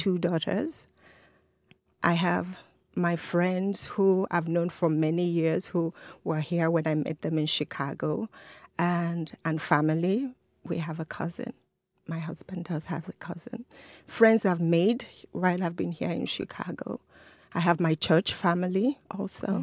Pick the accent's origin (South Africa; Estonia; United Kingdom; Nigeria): Nigeria; now in Rochester, United States; I'm an African, I'm a Nigerian